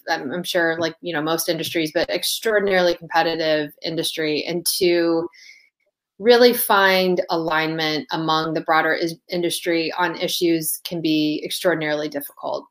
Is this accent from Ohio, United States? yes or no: yes; Toledo, Ohio, United States; moved away as an adult; also born or lived in Las Vegas, Nevada / Washington D.C.; I grew up in Toledo, Ohio